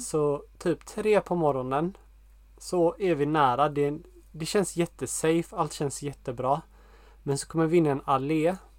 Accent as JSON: {"language": "Swedish", "country": "Sweden", "moved": "as an adult", "lives_now": "Portugal", "said": "speciellt i Sverige där vi kommer ifrån"}